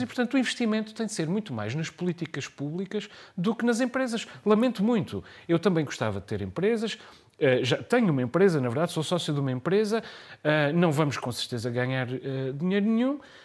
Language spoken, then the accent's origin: Portuguese; Terceira, Azores, Portugal; eu sou terceirense, nunca vivi em São Miguel